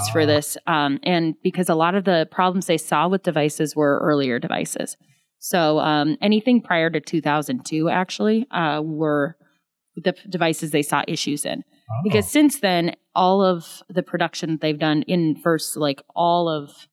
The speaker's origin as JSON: {"language": "English", "region": "Iowa", "country": "United States", "moved": "as an adult", "lives_now": "Tacoma, United States", "said": "originally I'm from Iowa"}